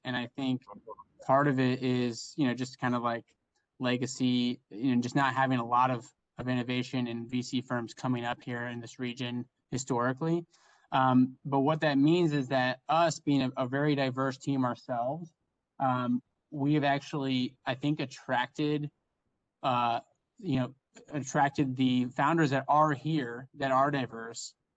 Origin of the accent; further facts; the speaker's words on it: Indiana, United States; moved away as an adult; now in Chicago, United States; I'm from Indiana originally and went to school at the University of Chicago. Have stayed in Chicago ever since